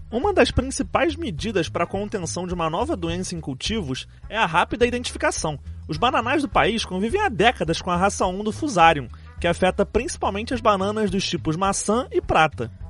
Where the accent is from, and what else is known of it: Brazil